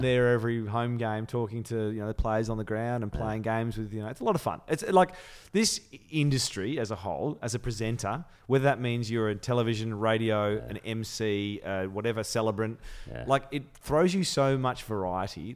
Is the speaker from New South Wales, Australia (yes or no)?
no; Melbourne, Victoria, Australia; also born or lived in London; I'm fiercely loyal Melbourne. Mm. Um, and having I was born in London. I came here when I was six